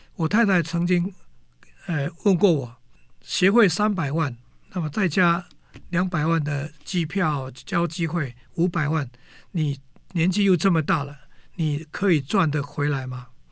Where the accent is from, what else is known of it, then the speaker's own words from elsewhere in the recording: Pingtung County, Taiwan; moved away; 我小时候就在屏东，我是念，初中的时候是念美和中学